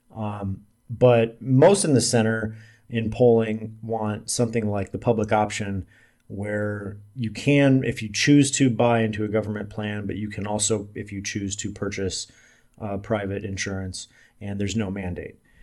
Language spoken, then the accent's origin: English; Omaha, Nebraska, United States; also born or lived in Salt Lake City / Las Vegas; now in Kansas City, United States; I'm from Omaha, Nebraska. I'm currently living in Kansas City.